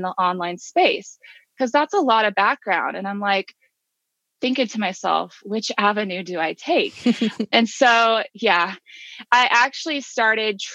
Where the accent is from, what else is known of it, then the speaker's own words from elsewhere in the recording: Kansas, United States; now in Georgia, United States; my home state is Kansas